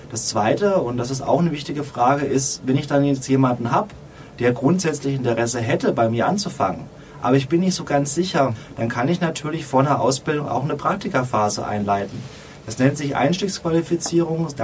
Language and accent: German; Odenwald, Germany; Tatsächlich komme ich aus dem Ohnwald, einer sehr ländlichen Region, so zwischen Frankfurt und Mannheim